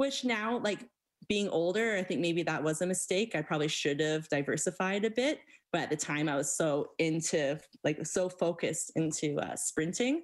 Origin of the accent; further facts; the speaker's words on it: Stony Plain, Alberta, Canada; I grew up right outside of Stony Plain